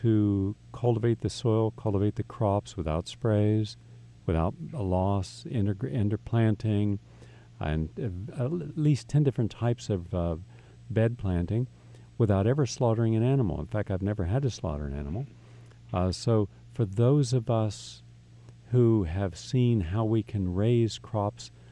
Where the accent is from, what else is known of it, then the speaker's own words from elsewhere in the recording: West Virginia, United States; moved away; also born or lived in Stone Ridge; I grew up in West Virginia